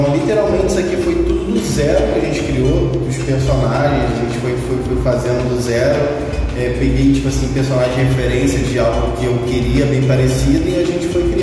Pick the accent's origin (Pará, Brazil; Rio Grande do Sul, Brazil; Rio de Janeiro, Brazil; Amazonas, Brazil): Rio de Janeiro, Brazil; eu sou daqui de Nova sul